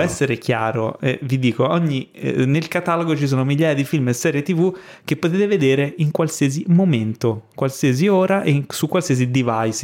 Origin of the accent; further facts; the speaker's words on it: Ischia, Campania, Italy; moved away; Sono stato a Ischia, che sono di Ischia, chi mi conosce bene lo sa, eh, ho casa lì